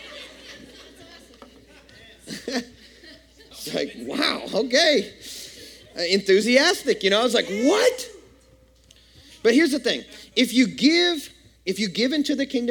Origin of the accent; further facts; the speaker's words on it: West Kentucky, United States; I grew up in Kentucky, West Kentucky to be exact